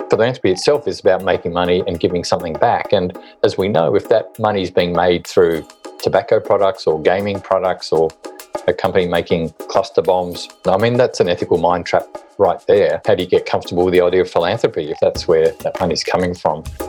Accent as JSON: {"language": "English", "town": "Hobart", "region": "Tasmania", "country": "Australia", "tie": "born or raised there", "also_born_or_lived": "Sydney", "moved": "as an adult", "said": "I was born and bred in Hobart, Tasmania"}